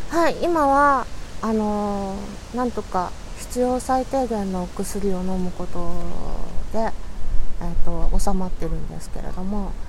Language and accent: Japanese; Yokohama, Kanagawa, Japan; 横浜生まれの横浜育ち